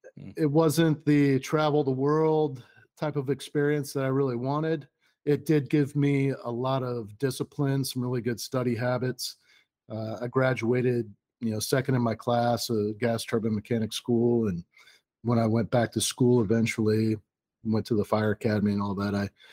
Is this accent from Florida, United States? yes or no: yes; Orlando, Florida, United States; also born or lived in Columbus; I was born in the Navy Hospital in Orlando, Florida.